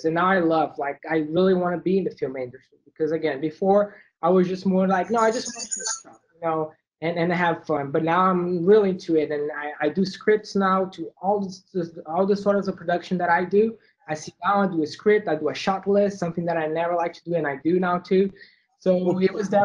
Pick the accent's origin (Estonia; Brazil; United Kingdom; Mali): Brazil; moved away as an adult; I'm from Brazil, and I moved here in 2014